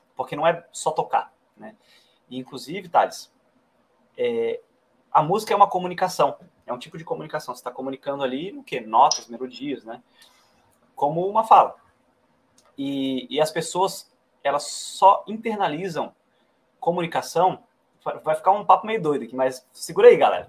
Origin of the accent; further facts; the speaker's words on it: Florianópolis, Santa Catarina, Brazil; now in Brasília, Brazil; Que é a cidade onde nasci